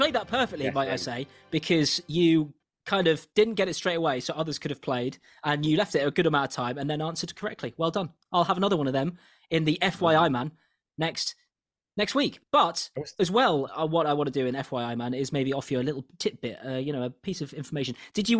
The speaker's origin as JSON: {"language": "English", "town": "Newcastle", "region": "North East England", "country": "United Kingdom", "tie": "born or raised there", "said": "I am from Newcastle. I was born there, but I do not have a Geordie accent."}